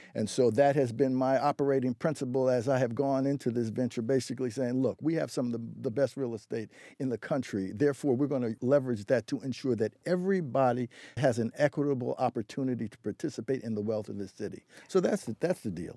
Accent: New York, United States; now in Boston, United States; I'm originally from New York

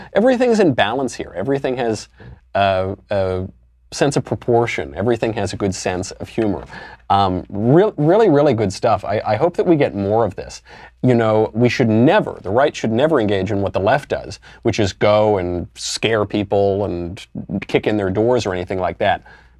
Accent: Oakland, California, United States; born there; I was born in Oakland, a very, very black, very tough city, very tough town.

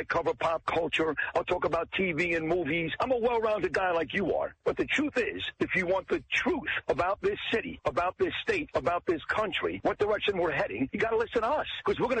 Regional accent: New York City, New York, United States; accent: New York; moved away as an adult; also born or lived in Boca Raton, Florida; I am quintessential in New York. I'm a Brooklyn boy. I left for 16 years. I went to Boca Raton, Florida. I'm the only guy that came back north when I was 50

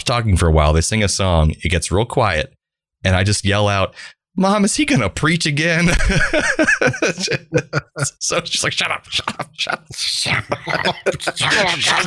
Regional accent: Central Florida, United States; Growing up in Central Florida in the 1990s

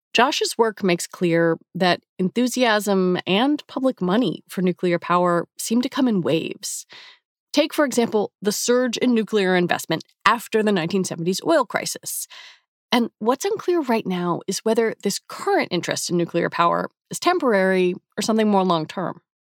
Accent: United States; I'm an American, I'm 46

